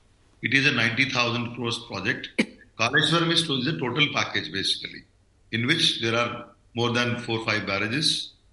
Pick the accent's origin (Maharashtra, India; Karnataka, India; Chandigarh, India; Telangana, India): Telangana, India; I am from Telangana.